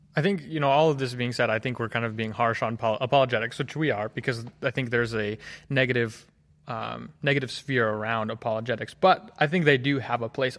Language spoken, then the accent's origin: English; Hagerstown, Maryland, United States; moved away as an adult; now in Collegedale, United States; I'm from Hagerstown, Maryland. Grew up there, born and raised.